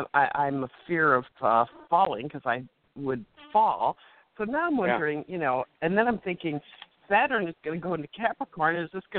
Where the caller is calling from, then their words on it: Chicago, Illinois, United States; I'm calling from Chicago.